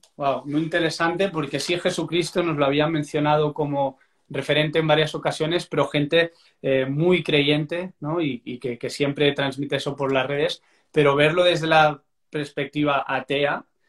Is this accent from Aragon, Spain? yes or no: no; Barcelona, Catalonia, Spain; soy de Barcelona